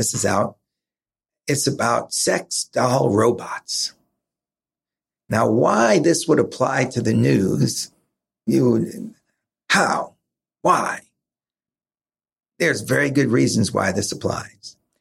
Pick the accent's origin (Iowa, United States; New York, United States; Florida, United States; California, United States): New York, United States; I grew up in New York, so we had Channel 11, Channel 5, which were local New York stations